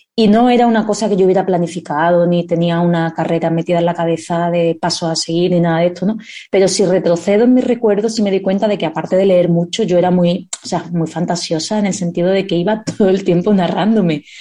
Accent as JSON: {"language": "Spanish", "town": "Seville", "region": "Andalusia", "country": "Spain", "tie": "born or raised there", "also_born_or_lived": "Madrid", "accent": "southern Spain", "said": "Yo cumplí los tres años en Sevilla. Yo me siento totalmente andaluza. Mi acento se nota, la gente lo notará si conoce el acento del sur de España"}